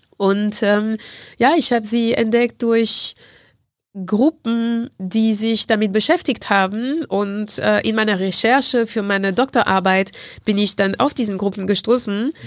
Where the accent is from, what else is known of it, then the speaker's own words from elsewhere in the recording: Martinique; German is a second language; moved away; in dem Insel, Insel, wo ich herkomme, Martinique